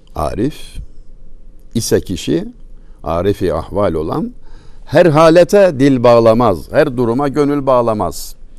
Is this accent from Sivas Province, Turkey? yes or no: no; Çameli, Denizli, Turkey; Bizim oralarda Denizli Çameli